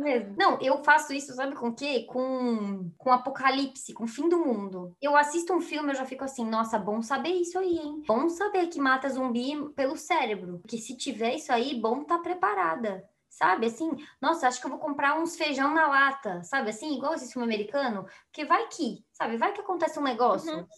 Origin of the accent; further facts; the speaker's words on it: Brazil; A gente é brasileiro